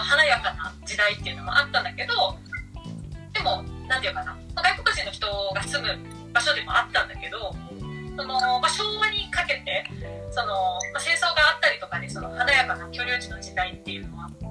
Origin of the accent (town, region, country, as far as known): Nagasaki, Japan